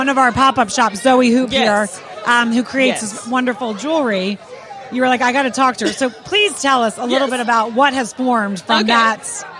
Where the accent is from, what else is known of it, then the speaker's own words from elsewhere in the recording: right outside of Philly, Pennsylvania, United States; I grew up right outside of Philly.